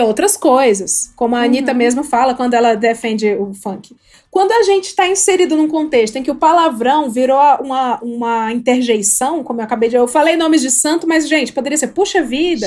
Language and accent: Portuguese; Ceará, Brazil; moved away as an adult; now in São Paulo, Brazil; Eu não sou da Bahia, eu sou do Ceará.